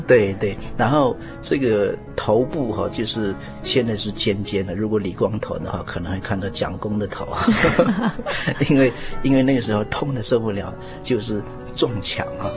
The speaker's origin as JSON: {"language": "Chinese", "area": "Meishan Village, Taoyuan Township", "region": "Kaohsiung", "country": "Taiwan", "said": "我是来自高雄县桃园乡，嗯哼。梅山村"}